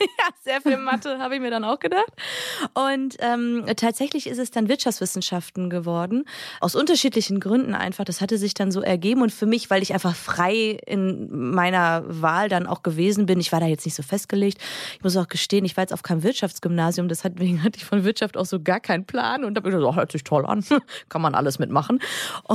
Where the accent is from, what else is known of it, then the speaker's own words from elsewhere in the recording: Düsseldorf, North Rhine-Westphalia, Germany; Ich komme ja eigentlich aus Düsseldorf